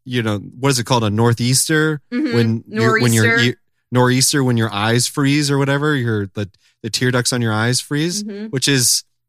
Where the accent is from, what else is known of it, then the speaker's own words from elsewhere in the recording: California, United States; I mean, as a Californian